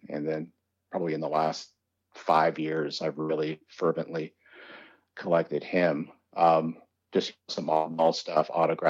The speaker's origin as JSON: {"language": "English", "area": "Idaho, and Washington State", "region": "Pacific Northwest", "country": "United States", "said": "even though we're from the Pacific Northwest, Idaho, and Washington State."}